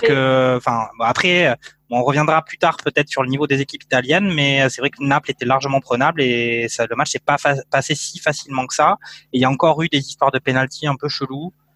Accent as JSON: {"language": "French", "country": "France", "said": "en tant que Français"}